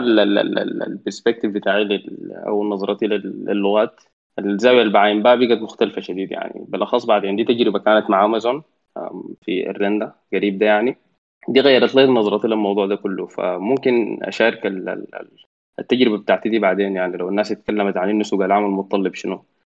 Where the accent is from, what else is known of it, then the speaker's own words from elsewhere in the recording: Sudan; عندنا في السودان